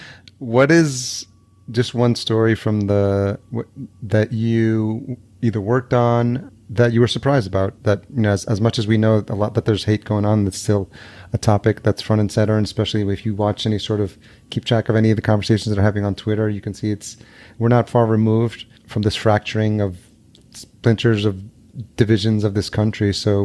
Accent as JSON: {"language": "English", "country": "El Salvador", "tie": "born there", "said": "I was born in El Salvador, but I don't look like Salvadorians because they're just like shorter."}